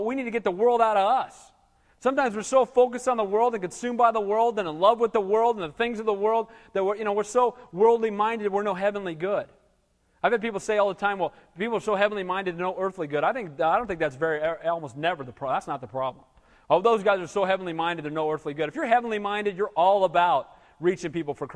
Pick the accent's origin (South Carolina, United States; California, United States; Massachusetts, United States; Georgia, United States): California, United States; Santa Cruz; moved away as an adult; also born or lived in Seattle / Denver / Kansas City / Lancaster; I grew up in Santa Cruz, but I left this place for 15 years before I came back to be the pastor here.